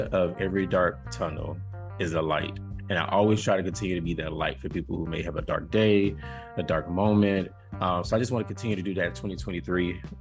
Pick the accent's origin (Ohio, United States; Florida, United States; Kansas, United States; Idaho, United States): Florida, United States; moved away; my whole, I guess, southern roots. And that does make me southern, right? When I'm from Florida